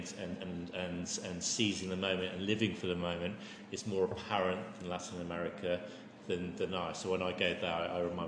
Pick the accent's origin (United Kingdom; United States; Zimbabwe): United Kingdom; England; me as an Englishman